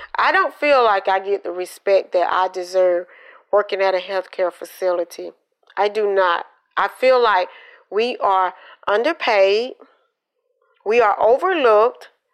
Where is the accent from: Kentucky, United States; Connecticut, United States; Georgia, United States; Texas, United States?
Georgia, United States; Columbus; also born or lived in Quitman, Georgia / Valdosta, Georgia; I was born in um, Quitman, Georgia, but I grew up in Columbus, Georgia, because my father was in the military.